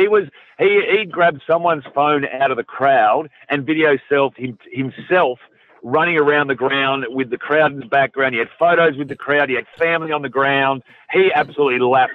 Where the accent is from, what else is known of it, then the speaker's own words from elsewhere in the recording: Victoria, Australia; I grew up in Victoria